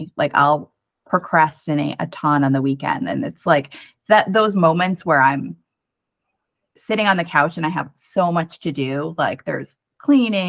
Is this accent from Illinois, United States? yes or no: no; Connecticut, United States; moved away as an adult; also born or lived in New York City; now in Minneapolis, United States; I'm originally from the East Coast. I'm from Connecticut